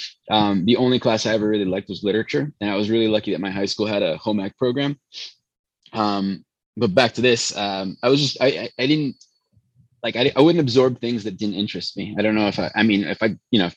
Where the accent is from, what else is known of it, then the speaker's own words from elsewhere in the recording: Chicago, Illinois, United States; first language Spanish; English is a second language; also born or lived in Venezuela; So family is Colombian, born in Chicago. I was actually raised in Venezuela though